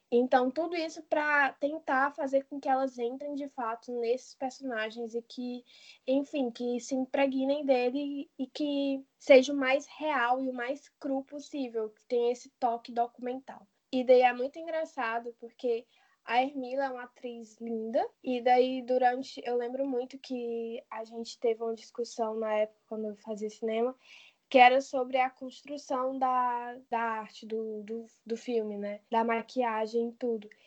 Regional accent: Iguatu, Ceará, Brazil; Sim, é a minha cidade natal.

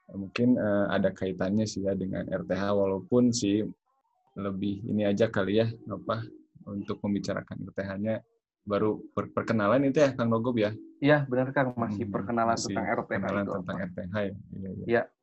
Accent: Bandung, West Java, Indonesia; eh, saya asli dari Bandung.

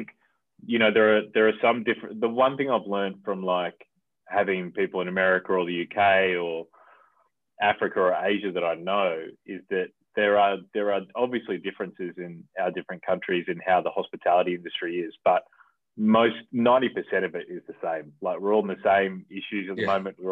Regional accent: Adelaide, South Australia, Australia; now in Melbourne, Australia; I'm from Adelaide originally, right, in South Australia.

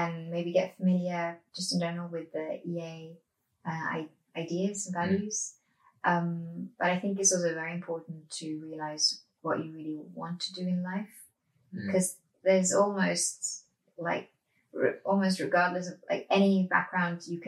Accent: Norway; Growing up in Norway

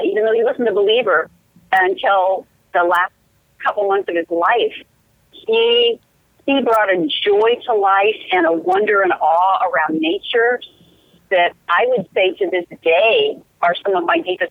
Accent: Los Angeles, California, United States; I loved growing up in Los Angeles

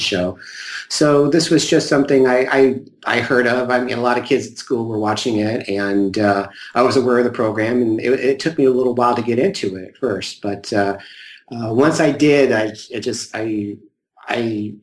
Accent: Southern Illinois, United States; I'm actually from Southern Illinois, not too far from St. Louis

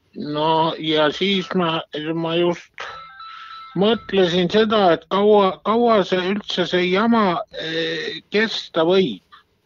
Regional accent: Lihula, Lääne County, Estonia; ma olen ju Lihulast ise

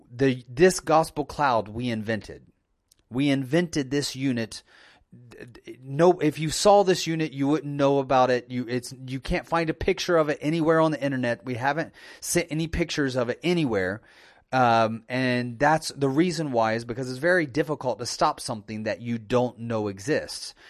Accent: United States

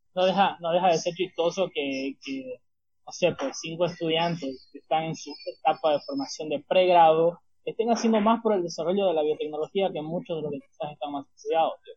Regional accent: Santa Cruz de la Sierra, Santa Cruz, Bolivia; estudiante boliviano

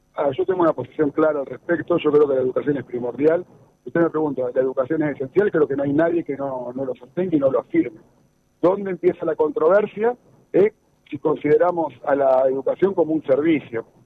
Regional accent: Santa Fe, Argentina; como santafesino, como argentino

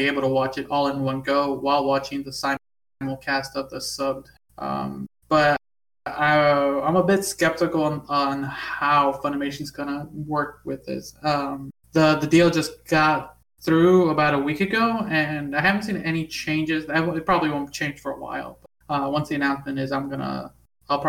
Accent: United States; I am American

